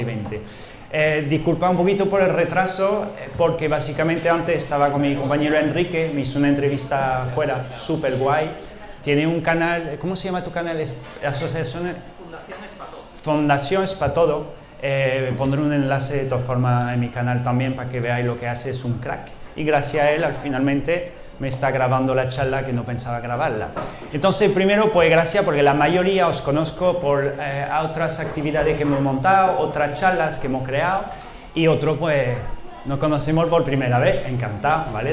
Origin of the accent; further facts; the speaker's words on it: France; Spanish is a second language; moved away as an adult; now in Andalusia, Spain; yo vengo, digamos, de, Francia, por mi acento